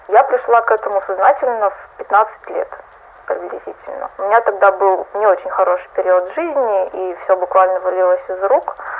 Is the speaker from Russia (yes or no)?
yes; Russia; я из России